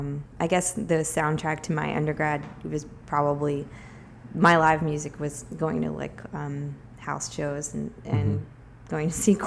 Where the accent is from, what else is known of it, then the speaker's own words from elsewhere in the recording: Richmond, Virginia, United States; moved away as an adult; now in Brooklyn, United States; I grew up in Richmond.